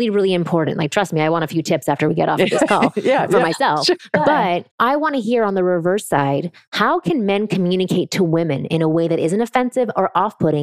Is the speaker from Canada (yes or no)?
yes; Toronto, Ontario, Canada; I'm Canadian from Toronto